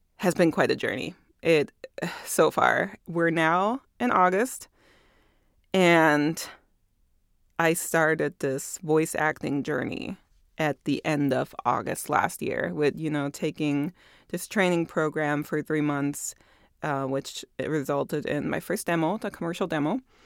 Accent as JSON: {"language": "English", "country": "Germany", "tie": "born or raised there", "moved": "yes", "said": "I was born and raised in Germany"}